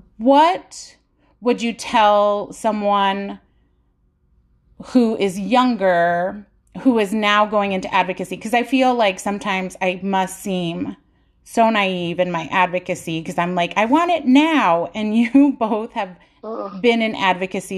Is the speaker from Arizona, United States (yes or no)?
yes; Tucson, Arizona, United States; I was born in Tucson.